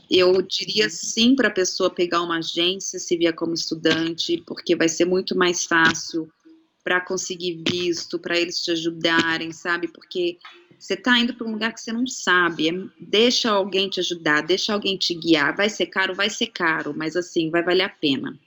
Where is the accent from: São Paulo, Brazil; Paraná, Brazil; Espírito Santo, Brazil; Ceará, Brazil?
São Paulo, Brazil; Também, também sou de São Paulo